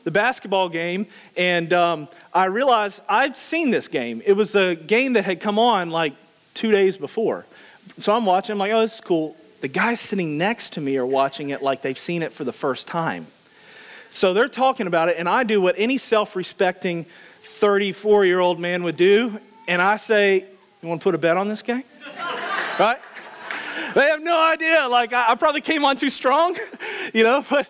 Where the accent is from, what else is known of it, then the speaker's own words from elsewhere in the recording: Louisiana, United States; now in Richmond, United States; I live in Richmond, but I'm originally from Louisiana